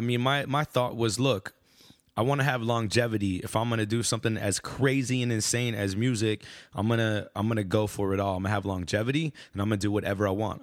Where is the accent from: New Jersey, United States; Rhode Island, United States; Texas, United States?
Texas, United States; Austin; I was born and raised in Austin, Texas.